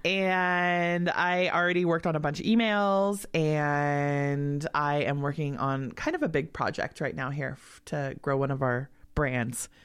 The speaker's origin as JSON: {"language": "English", "town": "Los Angeles", "region": "California", "country": "United States", "tie": "born or raised there", "also_born_or_lived": "Truckee", "moved": "yes", "said": "I grew up in L A. There was never snow."}